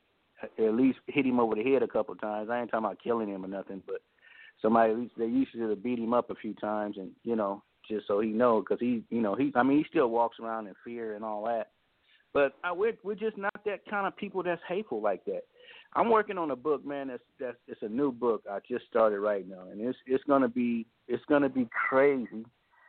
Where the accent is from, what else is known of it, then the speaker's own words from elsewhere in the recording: Oakland, California, United States; growing up in Oakland